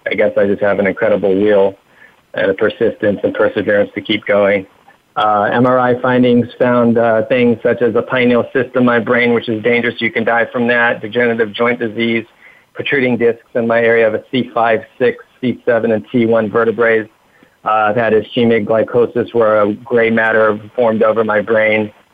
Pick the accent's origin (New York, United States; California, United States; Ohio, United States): California, United States; Huntington Beach; I was raised in Huntington Beach, uh, California